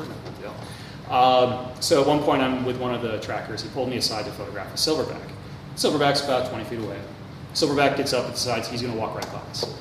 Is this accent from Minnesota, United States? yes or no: yes; Minneapolis, Minnesota, United States; Minneapolis, my hometown